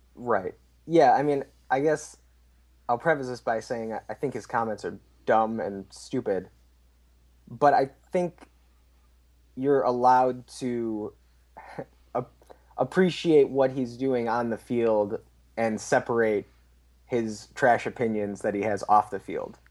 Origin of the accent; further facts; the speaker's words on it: Chicago, Illinois, United States; I'm from Chicago